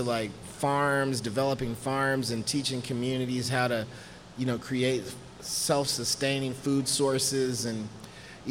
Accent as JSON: {"language": "English", "town": "Houston", "region": "Texas", "country": "United States", "tie": "born or raised there", "said": "born and raised"}